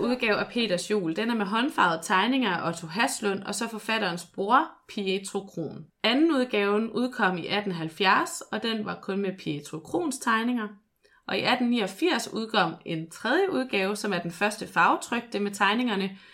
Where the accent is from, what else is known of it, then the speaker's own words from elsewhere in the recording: Skanderborg, Central Denmark Region, Denmark; Skanderborg, hvor jeg er fra